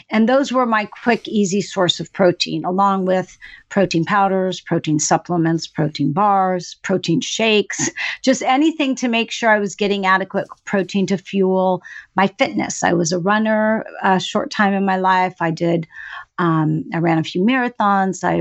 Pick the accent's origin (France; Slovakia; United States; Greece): Greece; born there; I was born in Greece and I actually spent most of my summers uh, up and through adolescence with grandma on a fishing village down by the water